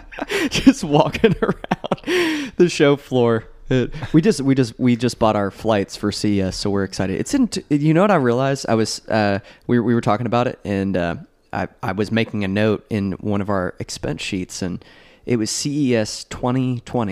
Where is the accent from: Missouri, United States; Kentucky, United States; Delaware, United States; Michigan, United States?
Kentucky, United States; I'm from Kentucky